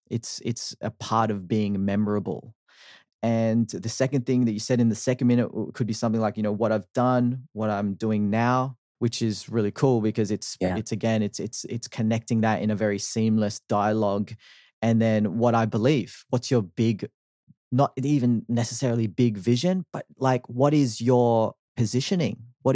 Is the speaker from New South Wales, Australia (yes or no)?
yes; Sydney, New South Wales, Australia; also born or lived in Philippines; I am a Filipino born 30-year-old who came to Australia when I was 8 months old with my family, grew up in Sydney, Australia